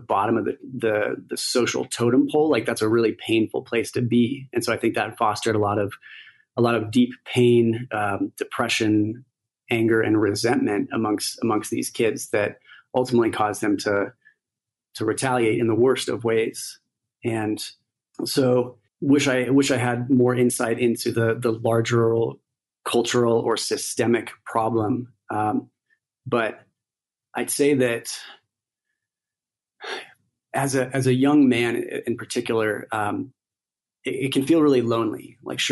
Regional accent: United States; growing up in the United States

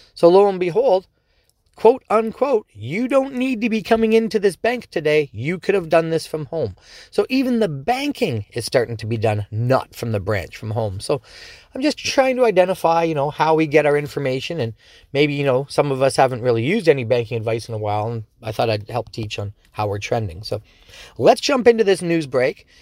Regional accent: Dorchester, Canada; I'm from Dorchester, so, you know, just around the corner, and I've been born and raised here

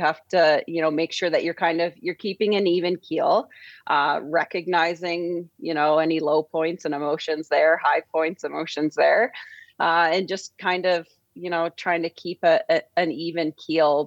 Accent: St. Albert, Alberta, Canada; I was born just outside Edmonton in Saint Albert

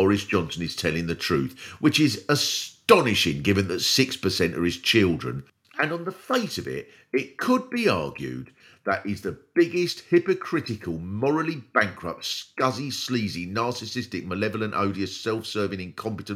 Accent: Swanley, South East England, United Kingdom; I come from Swanley in Kent

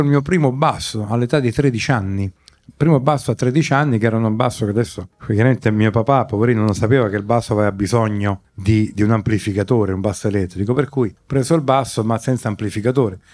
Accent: Rome, Lazio, Italy; sono nato e ho vissuto da bambino a Via Baldo degli Ubaldi

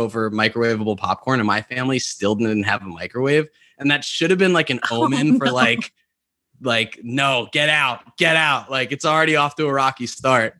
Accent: New York, United States; I grew up in New York where there are very little to no tornadoes

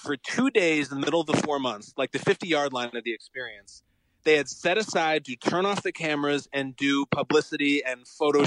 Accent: Chicago, Illinois, United States; moved away as an adult; I grew up in the Chicago suburbs

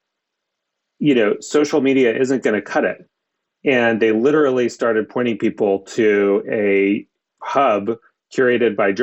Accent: Maine, United States; in the town that I grew up in Maine

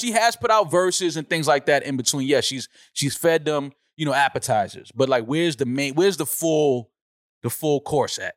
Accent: New York City, New York, United States; I'm from the Bronx.

